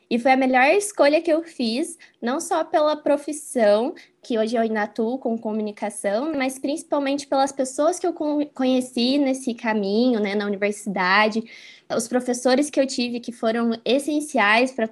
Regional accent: Curitiba, Paraná, Brazil; also born or lived in Franca, São Paulo / Spain / Pato Branco, Paraná; eu nasci em Franca, que é uma cidade do interior de São Paulo, e vim para Curitiba, eu era pequena ainda, eu tinha 3, 4 anos de idade. E aqui, assim, né, enfim, minha cidade agora eu me sinto, né, curitibana totalmente.

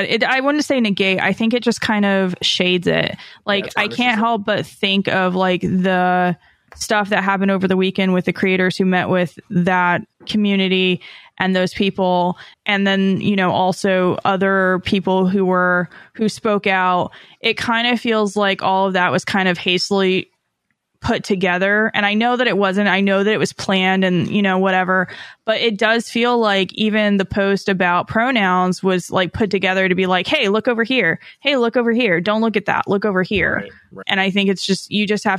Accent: Southern California, United States; moved away; I'm from SoCal

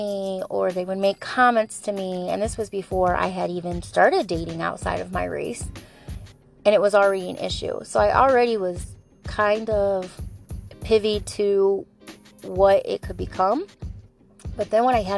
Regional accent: Bellevue, Ohio, United States; And I come from a small town. I'm from Bellevue, Ohio.

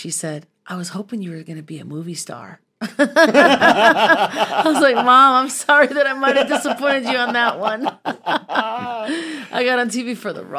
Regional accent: Minnesota, United States; And I'm from Minnesota originally, and so I have a deep, dark knowledge of our city's history.

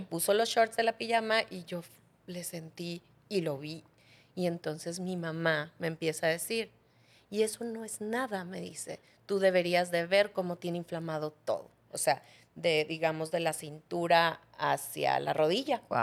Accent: Cozumel, Quintana Roo, Mexico; yo nací en Cozumel

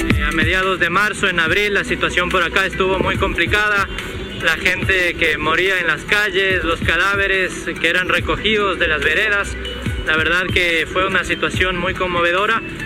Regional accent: San Nicolás de los Arroyos, Buenos Aires Province, Argentina; moved away as an adult; also born or lived in Somisa; now in Rosario, Argentina; me crié en San Nicolás, pasé toda mi primaria y la secundaria, la hice allá con mis amigos

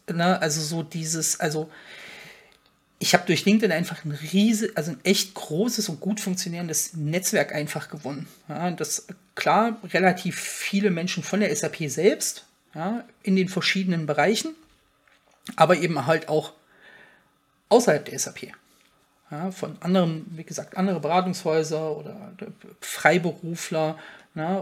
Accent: Frankfurt, Hesse, Germany; komme ich ja aus der Region Frankfurt

